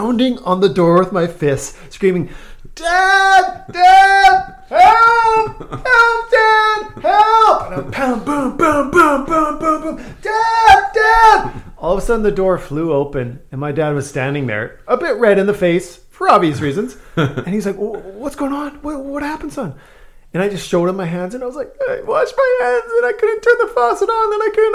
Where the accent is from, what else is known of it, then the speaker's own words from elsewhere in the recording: Saskatchewan, Canada; I grew up in Saskatchewan